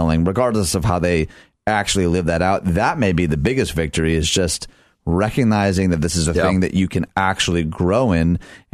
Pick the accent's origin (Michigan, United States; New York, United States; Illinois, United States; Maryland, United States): Michigan, United States; moved away; My home state, Michigan